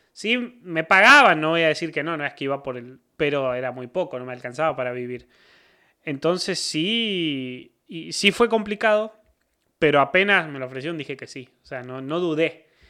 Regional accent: San Francisco, Córdoba, Argentina; moved away as an adult; now in Monterrey, Mexico; Yo vengo de San Francisco, una ciudad del, del estado, como dirían acá de Nuevo León, de la provincia de Córdoba

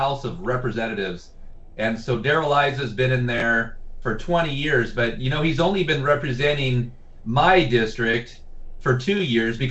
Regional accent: Santee, California, United States; I'm a former Santee City Council member and former vice mayor of my hometown, Santee.

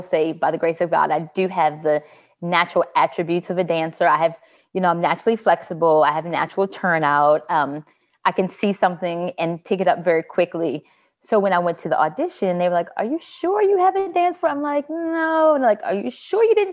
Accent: Owings Mills, Maryland, United States; I grew up in Owings Mills, Maryland. So I'm from here

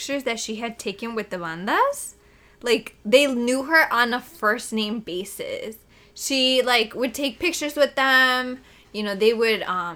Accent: Chicago, Illinois, United States; I was born in Chicago

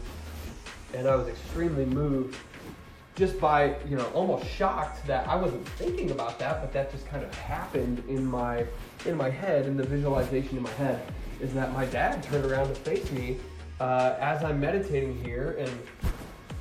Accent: Attica, Ohio, United States; Attica is a small town where we're from, my hometown, under 1,000 people.

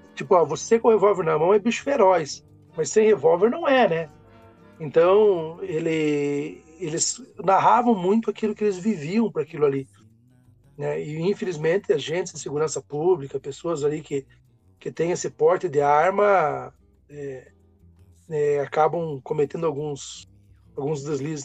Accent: Brazil; nós vamos nos reconhecendo enquanto brasileiros

